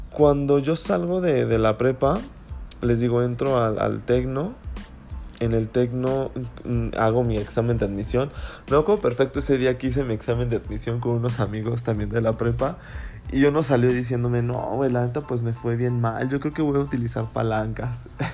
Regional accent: Celaya, Guanajuato, Mexico; also born or lived in León, Guanajuato / San Miguel de Allende, Guanajuato / Huichapan, Hidalgo; nos venimos aquí a Celaya

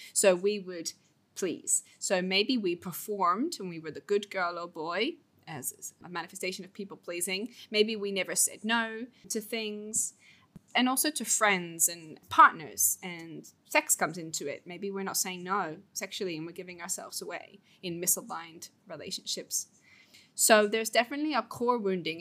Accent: England, United Kingdom; moved away as an adult; now in Bali, Indonesia; I'm from England, the U K, and I now live in Bali.

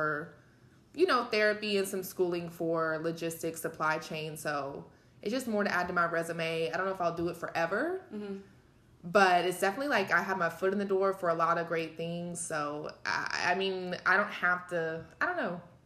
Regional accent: Wylie, Texas, United States; I'm from Wiley. I met Bianca in Wiley since high school

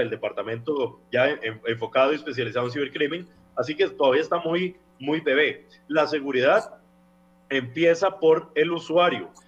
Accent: Costa Rica

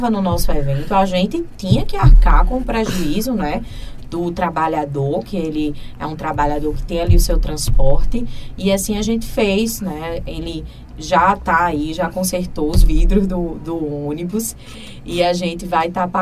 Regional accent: Brazil; Então é a hora que nós, enquanto brasileiros que somos e que apoiamos o presidente Lula, que a gente retribua também isso.

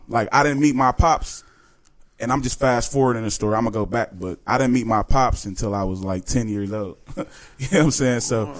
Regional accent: Chicago, Illinois, United States; I was born in Chicago, Illinois, man.

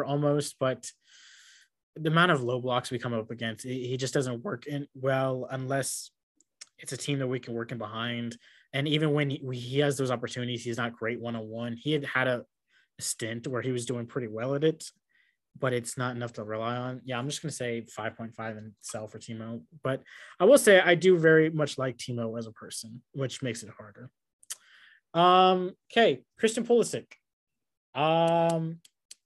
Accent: United States; I am an American

